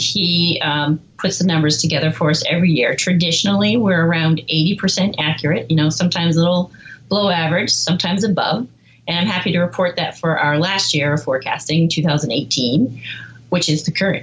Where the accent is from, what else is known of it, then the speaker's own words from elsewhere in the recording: New Hampshire, United States; I was born and raised in New Hampshire